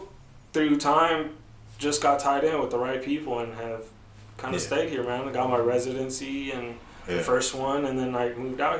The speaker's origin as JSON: {"language": "English", "town": "Winters", "region": "California", "country": "United States", "tie": "born or raised there", "moved": "as an adult", "lives_now": "Sacramento, United States", "said": "I'm from a small town, man. Winters."}